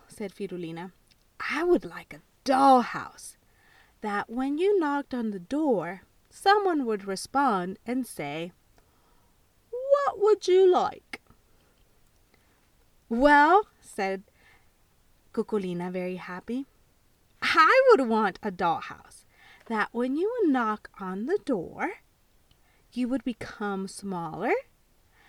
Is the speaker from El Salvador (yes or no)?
yes; El Salvador; I was born in El Salvador